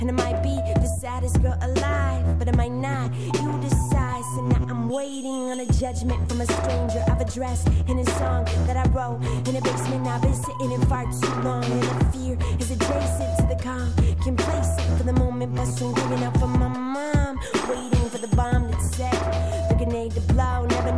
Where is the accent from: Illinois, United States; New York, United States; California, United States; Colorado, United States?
California, United States; San Francisco; I'm from San Francisco.